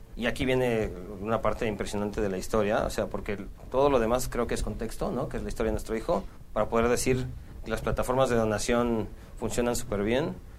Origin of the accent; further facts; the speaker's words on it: Mexico; yo soy de México.